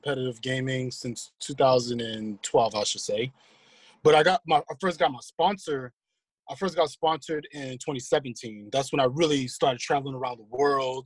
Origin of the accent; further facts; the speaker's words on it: New York City, New York, United States; I'm from Queens